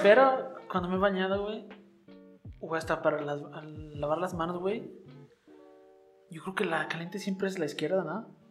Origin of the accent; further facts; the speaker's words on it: Mexico; nosotros como mexicanos